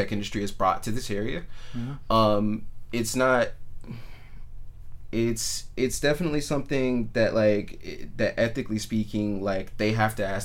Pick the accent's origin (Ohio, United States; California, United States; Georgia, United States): California, United States; Richmond; also born or lived in Reno, Nevada; my hometown of Richmond